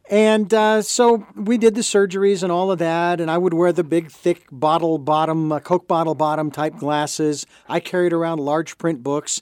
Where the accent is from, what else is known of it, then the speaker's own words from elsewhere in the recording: Phoenix, Arizona, United States; I lived, born and raised in Phoenix, Arizona.